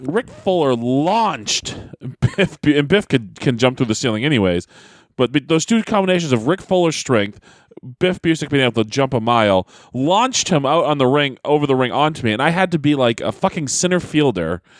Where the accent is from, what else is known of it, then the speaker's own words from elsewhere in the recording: Manchester, New Hampshire, United States; I'm from Manchester, New Hampshire